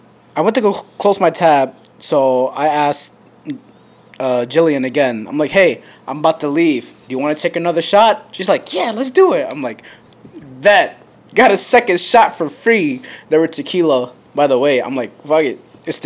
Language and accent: English; Ohio, United States; I'm from Ohio.